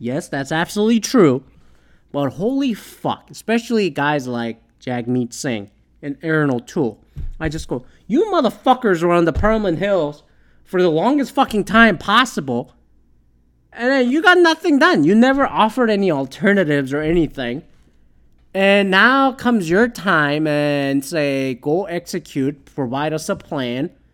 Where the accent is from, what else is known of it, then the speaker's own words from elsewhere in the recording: Canada; if I were to submit a ballot as a Canadian